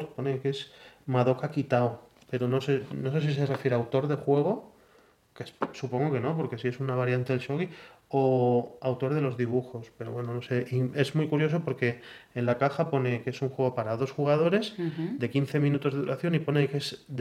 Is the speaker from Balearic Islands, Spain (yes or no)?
yes; Balearic Islands, Spain; floro en la BSK i soc de Mallorca.